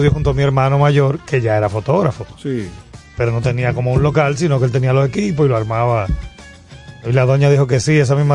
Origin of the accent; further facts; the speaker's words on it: Dominican Republic; Nosotros, somos dominicanos. Pero eh, de origen. Mi abuelo libanés